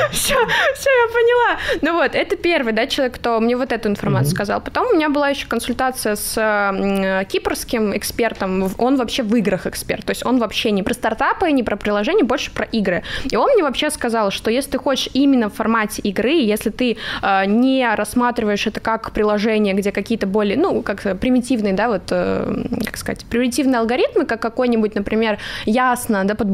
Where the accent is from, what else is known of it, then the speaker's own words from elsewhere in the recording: Crimea, Ukraine; Я просто из Крыма, я не знала, что еще придумать